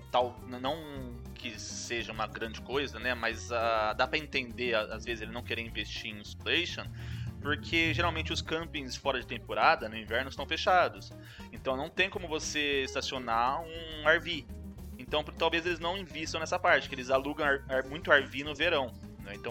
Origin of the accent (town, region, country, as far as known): Brazil